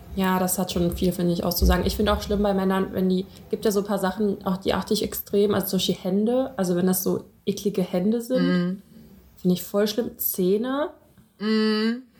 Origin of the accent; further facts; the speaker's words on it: Russia; ich bin ja auch Russin